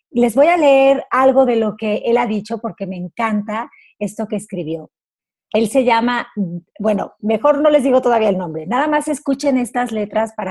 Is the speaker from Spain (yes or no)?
yes; Barcelona, Catalonia, Spain; un músico, cantante, compositor, natural de Barcelona